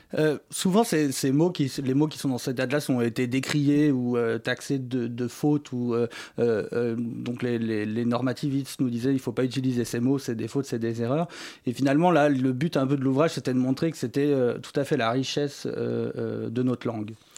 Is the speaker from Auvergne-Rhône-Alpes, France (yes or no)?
yes; Savoie, Auvergne-Rhône-Alpes, France; also born or lived in Grenoble; j'ai grandi en Savoie et j'ai fait mon université à Grenoble